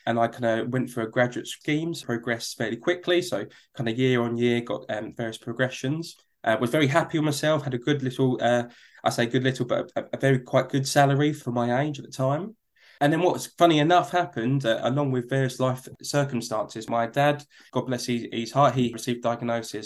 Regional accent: London, United Kingdom; accent: Cockney; where we were born and where I grew up was a place called East London, in particular near a place called Hackney.

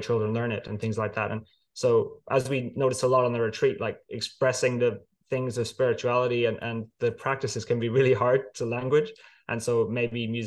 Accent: County Clare, Munster, Ireland; moved away as an adult; now in London, United Kingdom; I grew up in Ireland in a place called Clare in the west of Ireland, very green, beautiful place.

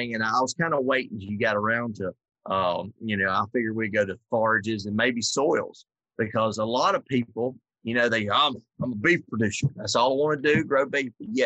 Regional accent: South Georgia, United States; now in Minnesota, United States; I'm from South Georgia, in March we're planting.

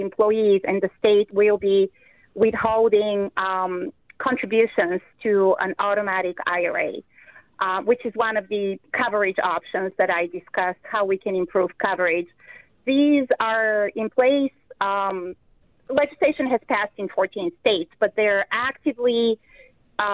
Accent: Bulgaria; now in Iowa, United States; the country where I'm from originally, Bulgaria

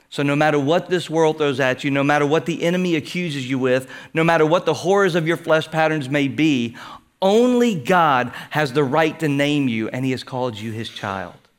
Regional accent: Houston, Texas, United States; growing up in Houston

